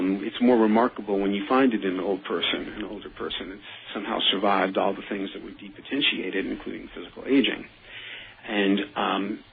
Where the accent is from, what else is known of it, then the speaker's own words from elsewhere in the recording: New York City, New York, United States; I was from the Bronx